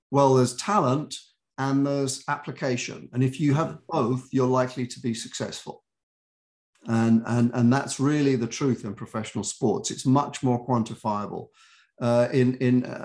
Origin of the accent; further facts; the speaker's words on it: United Kingdom; accent: British; also born or lived in New York; now in United States; I've been here for 40 something years and I still have my accent. I still am very British in my heart